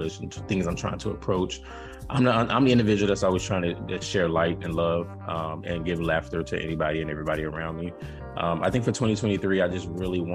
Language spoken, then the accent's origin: English; Florida, United States; moved away; my whole, I guess, southern roots. And that does make me southern, right? When I'm from Florida